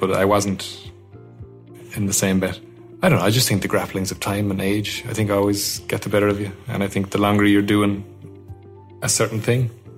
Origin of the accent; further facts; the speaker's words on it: Kilkenny, Leinster, Ireland; moved away as an adult; also born or lived in Canada / United States; I'm from Kilkenny